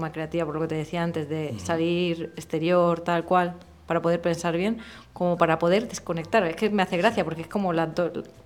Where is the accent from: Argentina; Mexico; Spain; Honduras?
Spain; Murcia, Region of Murcia; moved away; Bueno, yo soy de Murcia, evidentemente. Eh, y bueno, evidentemente no, porque tengo un acento bastante suavizado a día de hoy.